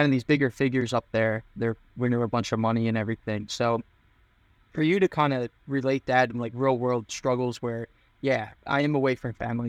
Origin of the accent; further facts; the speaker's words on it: Philadelphia, Pennsylvania, United States; I'm from the Philadelphia area